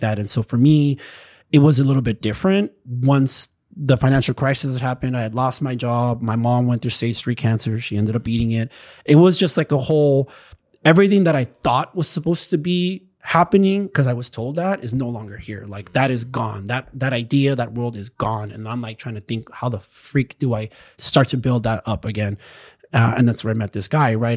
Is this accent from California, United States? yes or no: yes; Chula Vista, California, United States; now in Los Angeles, United States; where I grew up in Chula Vista